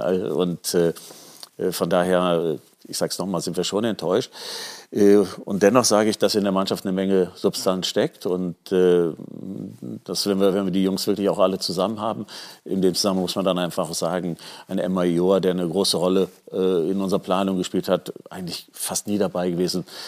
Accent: Düsseldorf, North Rhine-Westphalia, Germany; ich bin Düsseldorfer

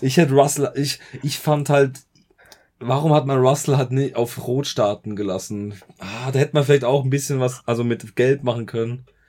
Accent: Germany; bei uns in Deutschland

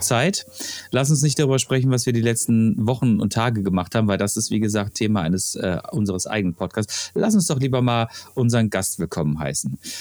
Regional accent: Freiburg, Baden-Württemberg, Germany; moved away; ich komme aus Freiburg

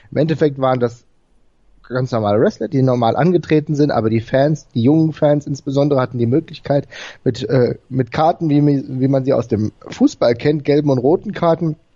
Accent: Frankfurt, Hesse, Germany; ich komme ja selbst aus Frankfurt

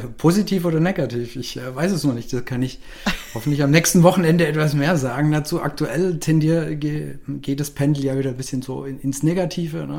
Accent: Swabia, Germany; als Schwabe

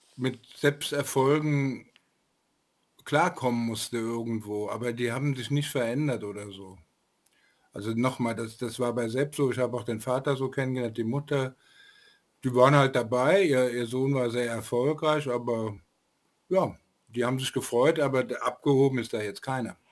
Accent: Frankfurt am Main, Hesse, Germany; als Frankfurter

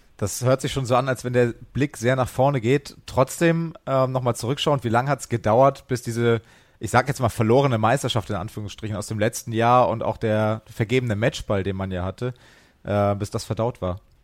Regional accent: Hesse, Germany; ich als Hesse

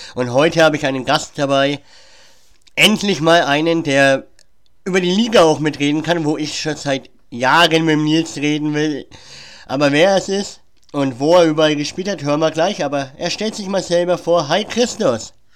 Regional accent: Germany; Ich bin zwar in Deutschland geboren und bin eigentlich zum größten Teil Deutscher, aber ich habe auch griechische Wurzeln

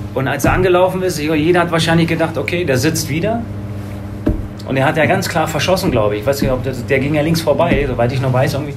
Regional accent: Berlin, Germany; moved away as an adult; now in Bergisches Land, Germany; im Süden Berlins bin ich groß geworden

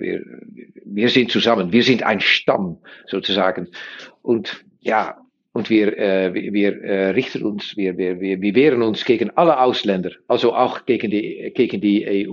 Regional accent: Netherlands; German is a second language; wir sind Niederländer

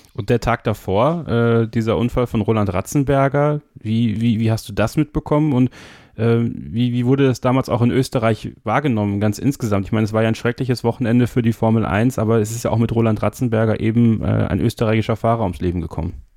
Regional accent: Germany; Bei uns in Deutschland

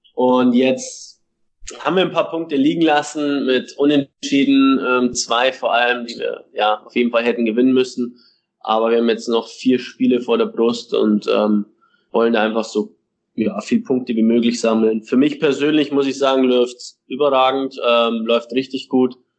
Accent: Regensburg, Bavaria, Germany; moved away as an adult; now in Chattanooga, United States; mit Regensburg, mit meiner Heimatstadt

